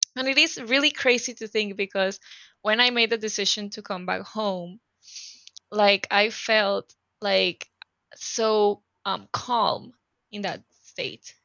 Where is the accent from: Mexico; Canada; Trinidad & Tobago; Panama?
Panama; Panama City; English is a second language; moved away as an adult; also born or lived in California; I am originally from Panama City, Panama, and I live in Panama City, Panama in Central America